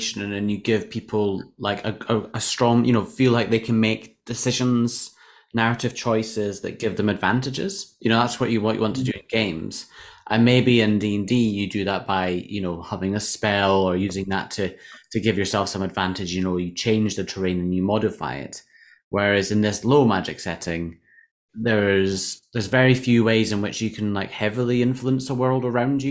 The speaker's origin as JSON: {"language": "English", "country": "United Kingdom", "said": "we're British."}